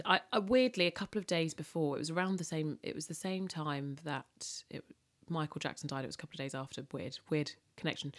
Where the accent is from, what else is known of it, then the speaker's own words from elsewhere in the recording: London, United Kingdom; I'm British. If I'm born and bred Londoner, but there is a great sense of my upbringing being very Caribbean